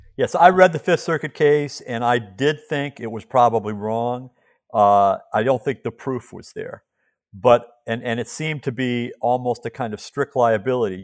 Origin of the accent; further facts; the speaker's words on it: Chicago, Illinois, United States; my hometown, Chicago